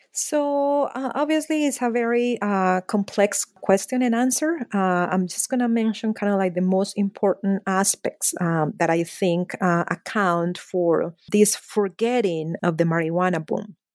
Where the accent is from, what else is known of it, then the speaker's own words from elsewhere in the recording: Medellín, Antioquia, Colombia; moved away; I was born and raised at a very dramatic moment in the history of my hometown, Medellin, Colombia